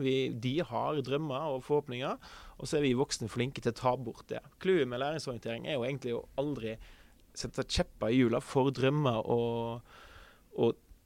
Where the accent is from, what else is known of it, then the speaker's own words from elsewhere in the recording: Kvinnherad, Vestland, Norway; also born or lived in Oslo; now in Sandefjord, Norway; Født og oppvokst i Kvinnherad, som er en kommune i eh, Sunnhordland